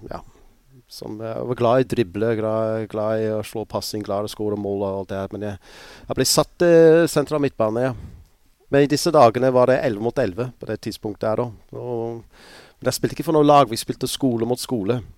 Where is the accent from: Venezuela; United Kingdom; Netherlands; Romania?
United Kingdom; Pontypridd, Wales; born there; also born or lived in Scotland / St Helena; jeg er født i Pontypris, så flyttet jeg til eh, Skottland eh, i ett og et halvt år. Og så flyttet jeg til en øye som heter St. Helene.